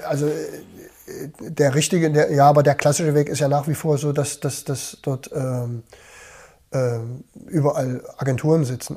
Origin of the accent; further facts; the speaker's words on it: Germany; als Deutscher